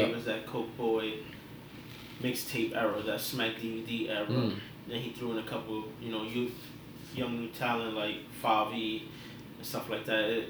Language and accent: English; New York City, New York, United States; I'm from New York, I'm from the Bronx.